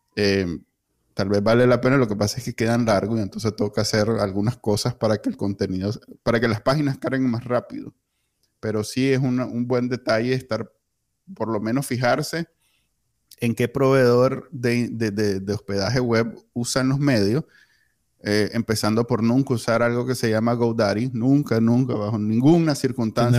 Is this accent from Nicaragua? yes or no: yes; Nicaragua; Yo viví mi niñez en Nicaragua en los 80